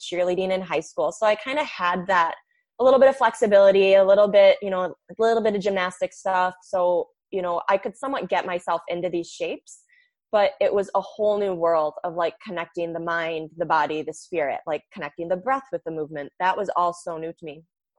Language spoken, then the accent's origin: English; Michigan, United States; I am from Michigan. So the northern part of the United States, if you have any international listeners.